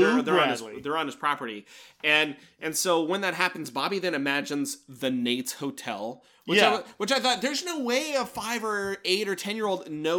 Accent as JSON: {"language": "English", "town": "Irvine", "region": "California", "country": "United States", "tie": "born or raised there", "said": "I grew up in Irvine and my community pool was across the street."}